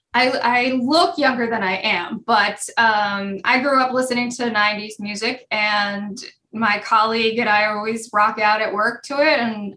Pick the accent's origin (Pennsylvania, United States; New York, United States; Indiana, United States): Pennsylvania, United States; Effort; also born or lived in Allentown, Pennsylvania; I was born in Allentown, but I was raised in Effort.